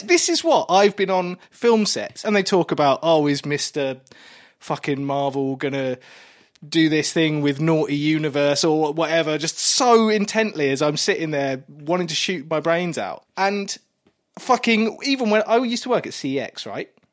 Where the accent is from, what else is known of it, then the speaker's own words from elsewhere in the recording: Kent, South East England, United Kingdom; I grew up in Kent